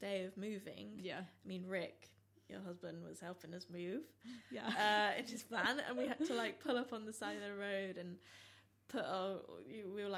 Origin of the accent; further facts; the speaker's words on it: Staffordshire, West Midlands, United Kingdom; now in London, United Kingdom; growing up in Staffordshire